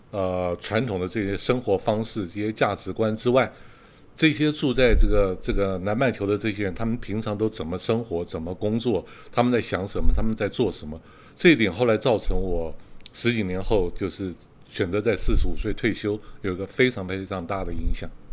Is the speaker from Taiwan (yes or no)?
yes; Taiwan; moved away as an adult; also born or lived in Australia / Beijing, China / Kaohsiung, Taiwan; 我，台湾人的，呃，呃，传统价值观就是生活为工作